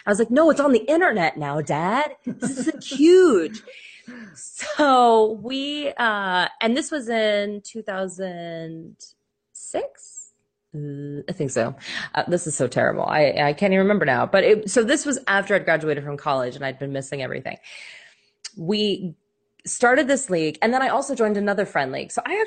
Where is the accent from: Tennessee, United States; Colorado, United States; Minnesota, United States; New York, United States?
Colorado, United States; Denver; moved away; also born or lived in Nebraska; we are from Colorado